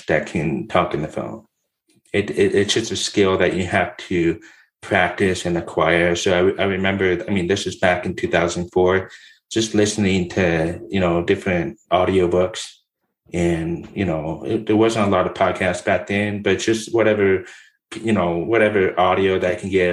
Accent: Southern California, United States; My background is I was born and raised in Southern California. I moved around in Orange County and LA counties

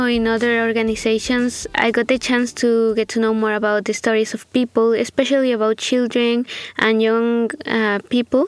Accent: Guatemala; also born or lived in Santa Ana, Costa Rica; now in Walla Walla, United States; I'm from Guatemala and currently I'm a student at Whitman College.

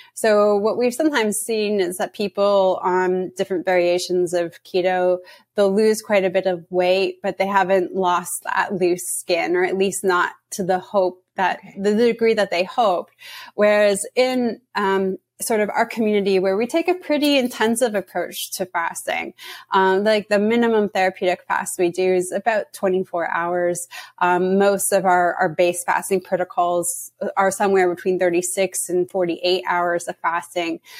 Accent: Canada; now in United States; I'm from Canada and I'm just living in the US

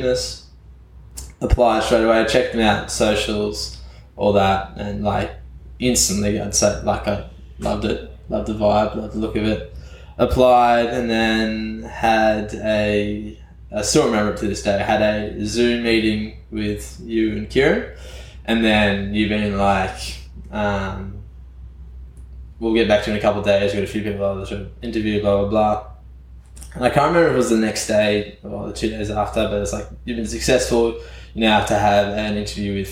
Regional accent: Canberra, Australian Capital Territory, Australia; moved away; Started as a small town boy in Canberra

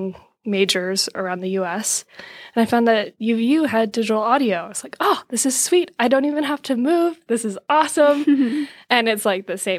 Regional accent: Sacramento, California, United States; moved away as an adult; now in Utah, United States; I grew up in Sacramento, California, and my background's in music

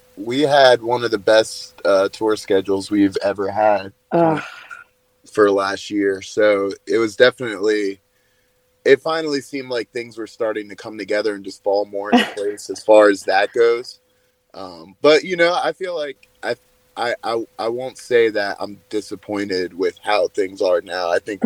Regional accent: New Jersey, United States; now in Asheville, United States; I'm from New Jersey originally.

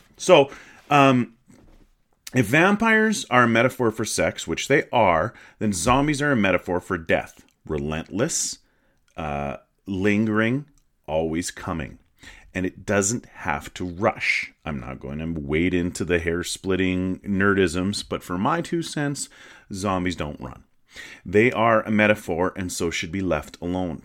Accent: Canada; I'm Canadian. I'm proudly Canadian.

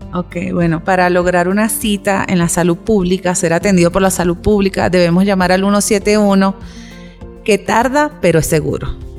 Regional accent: Venezuela; moved away as an adult; now in Ecuador; Soy venezolana

